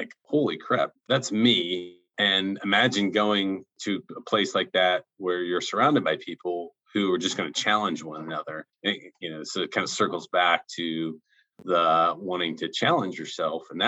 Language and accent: English; Akron, Ohio, United States; I'm from Akron, Ohio.